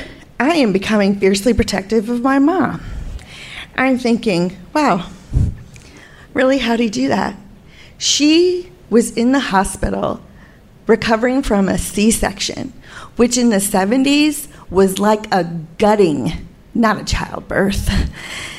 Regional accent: United States; I'm from America

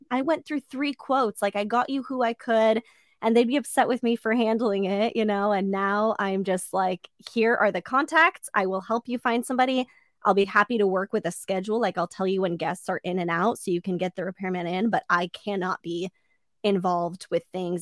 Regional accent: Orange County, California, United States; I grew up in Orange County

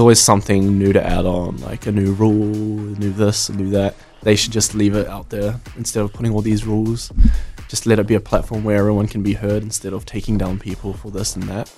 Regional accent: New Zealand; I'm from New Zealand originally, but my mum and dad are from Vietnam and Cambodia.

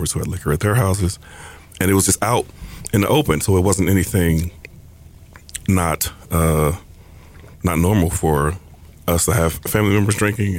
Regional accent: Detroit, Michigan, United States; I am from Detroit, Michigan

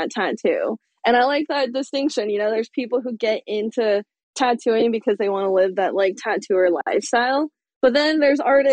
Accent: California, United States; moved away as an adult; also born or lived in San Francisco; now in Portland, United States; I'm from California

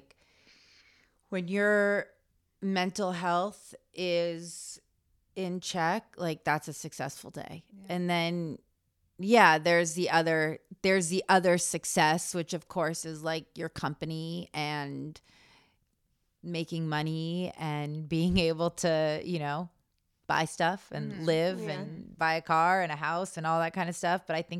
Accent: Malibu, California, United States; Yeah, I grew up in Malibu.

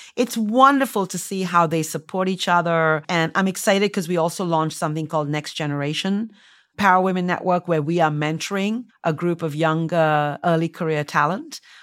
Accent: India; moved away as an adult; also born or lived in United States; I, um, was born and raised in India

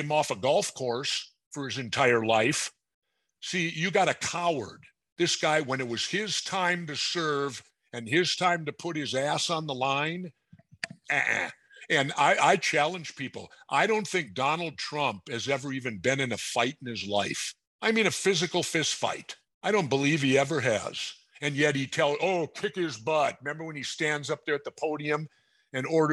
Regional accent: Minnesota, United States; I'm from Minnesota.

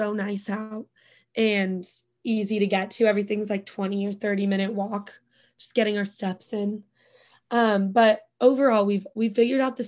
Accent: Bend, Oregon, United States; moved away as an adult; also born or lived in Santa Barbara; now in New York City, United States; 1 of my friends who I grew up with in Bend from high school

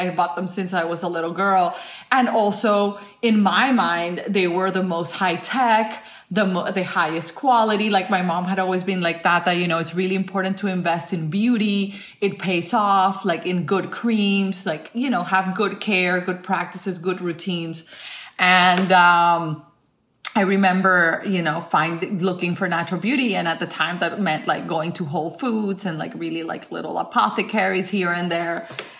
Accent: Colombia; I am a Latin woman. I grew up in Colombia and I'm very, very Latin with my beauty practices.

